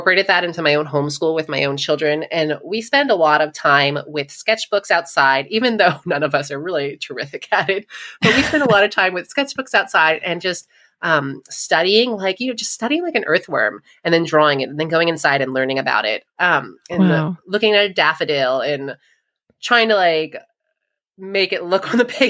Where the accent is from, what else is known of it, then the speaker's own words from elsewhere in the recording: New York, United States; I am from New York